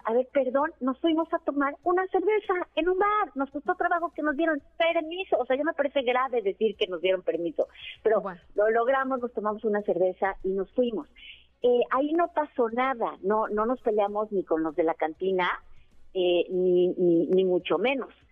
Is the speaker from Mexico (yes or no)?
yes; Mexico; soy una mexicana